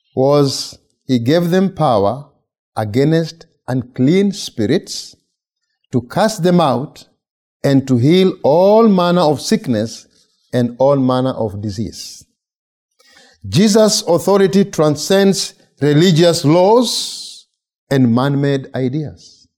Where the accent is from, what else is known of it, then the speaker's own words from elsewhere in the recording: Kenya; moved away as an adult; now in United States; I'm from Kenya. I've been here since August of 2013